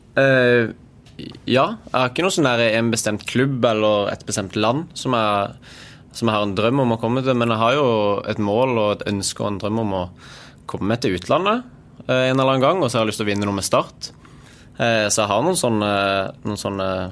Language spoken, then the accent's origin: Norwegian; Sørlandet, Norway; siden vi er på Sørlandet og jeg er sørlending